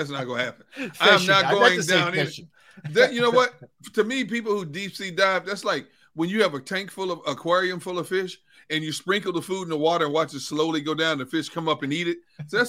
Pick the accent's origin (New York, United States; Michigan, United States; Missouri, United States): Michigan, United States; I'm from Michigan.